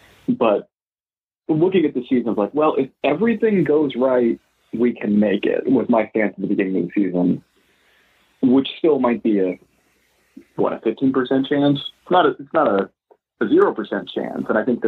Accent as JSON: {"language": "English", "town": "Cleveland", "region": "Ohio", "country": "United States", "tie": "born or raised there", "said": "I grew up in Cleveland, you know, growing up in Cleveland in the 80s and 90s."}